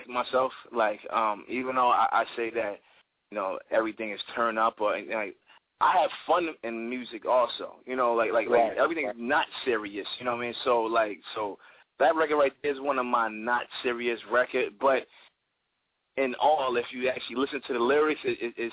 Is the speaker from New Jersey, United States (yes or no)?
yes; Asbury Park, New Jersey, United States; I'm from Asbury Park, New Jersey. You know, it's Central Jersey